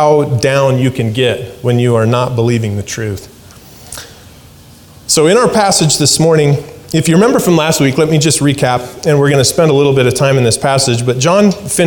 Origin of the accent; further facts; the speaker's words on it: Alaska, United States; moved away; I grew up in Alaska